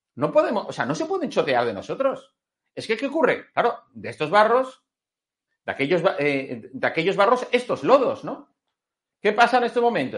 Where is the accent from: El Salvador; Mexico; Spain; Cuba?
Spain; como español